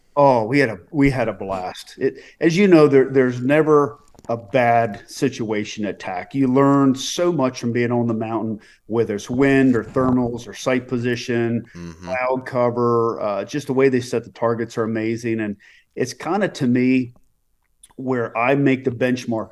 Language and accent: English; Reisterstown, Maryland, United States; I grew up in Maryland.